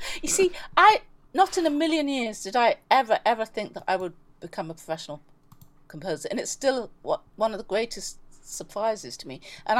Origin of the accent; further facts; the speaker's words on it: London, United Kingdom; also born or lived in Belize / Sussex / New York; I grew up, I was born in Belize, grew up in London, then went to school in Sussex from the age of 13 to 17.